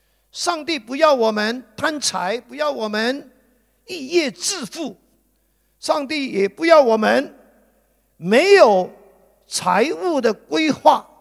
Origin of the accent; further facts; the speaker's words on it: Guangdong, China; 就好像我们广东人所讲的，没有那么大的头，就想要戴这么大的帽子。